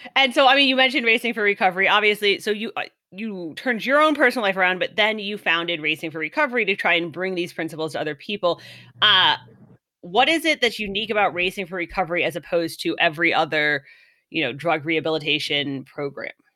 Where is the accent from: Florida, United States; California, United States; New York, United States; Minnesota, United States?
California, United States; I'm from California